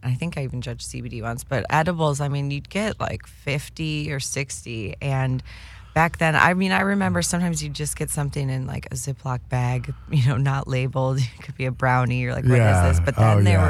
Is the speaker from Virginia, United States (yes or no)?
no; Chicago, Illinois, United States; moved away; I'm originally from Chicago